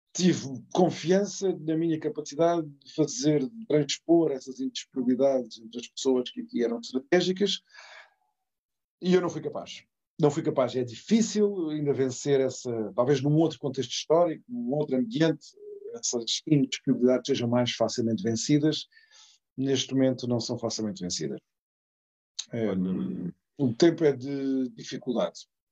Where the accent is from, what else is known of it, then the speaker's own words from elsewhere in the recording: Setúbal, Portugal; Setúbal, da minha terra